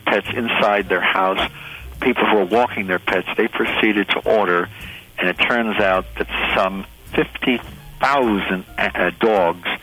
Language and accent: English; New Jersey, United States; I'm from New Jersey